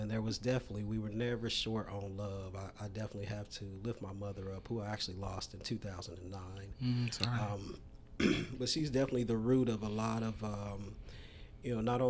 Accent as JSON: {"language": "English", "town": "Dallas", "region": "Texas", "country": "United States", "tie": "born or raised there", "also_born_or_lived": "Texarkana, Texas", "said": "We grew up in the projects in Oak Cliff. I was actually born in Texarkana, Texas, but we grew up in Oak Cliff, moved there when I was very small."}